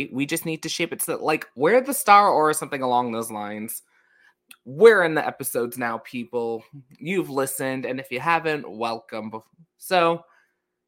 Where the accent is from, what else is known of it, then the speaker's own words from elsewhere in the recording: New York, United States; accent: New York; I grew up there most of my life